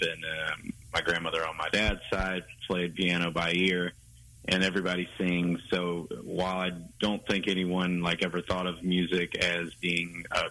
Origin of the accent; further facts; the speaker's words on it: Germantown, North Carolina, United States; moved away as an adult; also born or lived in New Orleans / Nashville; I'm from Germantown, North Carolina, which is just like a tiny town